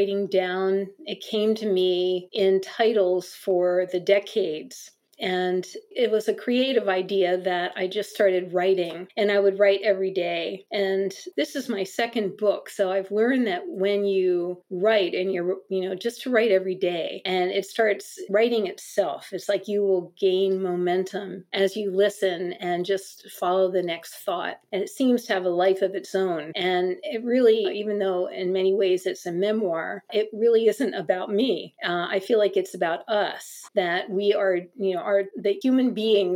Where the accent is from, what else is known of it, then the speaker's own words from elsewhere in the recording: United States; growing up in America